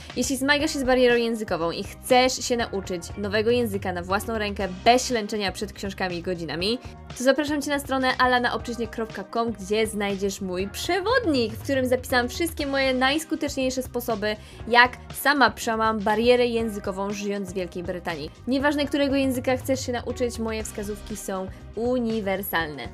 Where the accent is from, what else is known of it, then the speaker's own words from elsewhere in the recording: Silesian Voivodeship, Poland; ja jestem ze Śląska